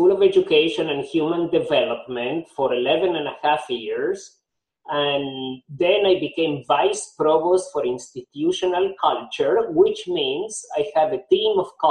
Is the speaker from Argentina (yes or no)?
yes; Argentina; also born or lived in Nashville, Tennessee, United States; now in Miami, United States; Nashville, Tennessee, I moved to Miami. So I've collected accents uh, along the way. Okay. So, yeah, I am originally from Argentina, but I have picked up different accents, accents here